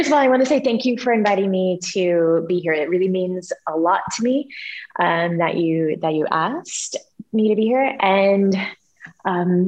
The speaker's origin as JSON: {"language": "English", "country": "United States", "moved": "as an adult", "said": "I'm an American Christian"}